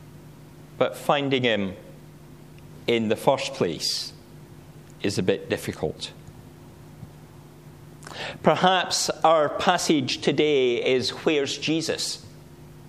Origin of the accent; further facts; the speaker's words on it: Scottish Borders, Scotland, United Kingdom; Where I grew up in the Scottish Borders, we had a dye works that used to dye wool.